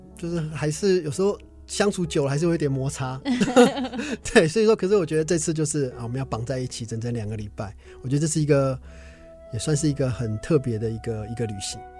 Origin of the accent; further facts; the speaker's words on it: Taichung, Taiwan; 我高中念台中一中，是我台中人